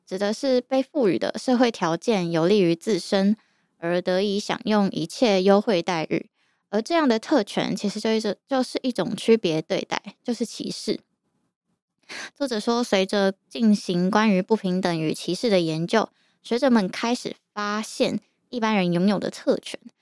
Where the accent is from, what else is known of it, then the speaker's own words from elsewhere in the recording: Yilan, Yilan County, Taiwan; moved away as an adult; also born or lived in Taipei; 我从小在宜兰长大， 大学之后才开始在台北住